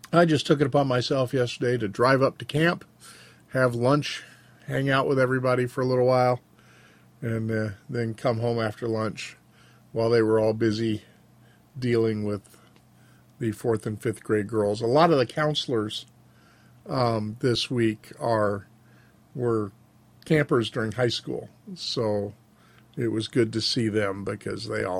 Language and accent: English; Frenchtown, United States; The house that I grew up in Frenchtown, was actually capable of functioning without electricity